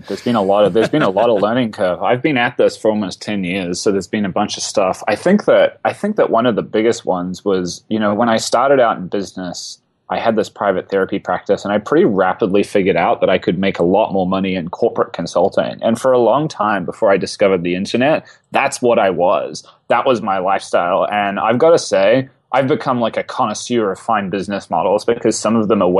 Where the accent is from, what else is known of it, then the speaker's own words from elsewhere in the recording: New Zealand; Oh, I'm from New Zealand. I was living in that part of the world